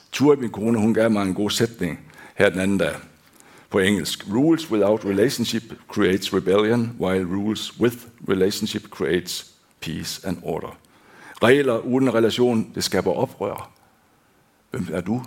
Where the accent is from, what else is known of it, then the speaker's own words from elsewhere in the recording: Denmark; now in Hånes, Norway; Jeg er født og opvokst i Danmark